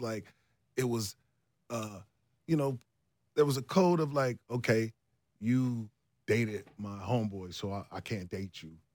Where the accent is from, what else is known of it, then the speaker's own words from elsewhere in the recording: Ohio, United States; moved away; also born or lived in Minneapolis; I'm from Ohio